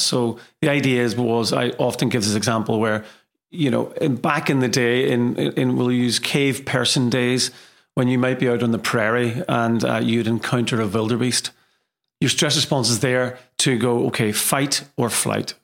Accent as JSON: {"language": "English", "town": "Derry", "region": "Northern Ireland", "country": "United Kingdom", "also_born_or_lived": "Liverpool / Manchester", "moved": "as an adult", "lives_now": "Leeds, United Kingdom", "said": "I hail from Derry, um, in Ireland, and So I've been in England now for many, many years."}